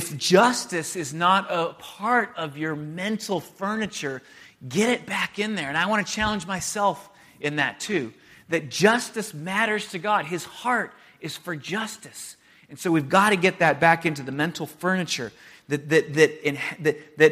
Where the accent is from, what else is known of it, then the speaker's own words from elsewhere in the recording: San Diego, California, United States; moved away as an adult; also born or lived in Santa Barbara / Chicago; I moved from San Diego to Santa Barbara to go to school, and then to Chicago in the north suburbs of Chicago to go to seminary.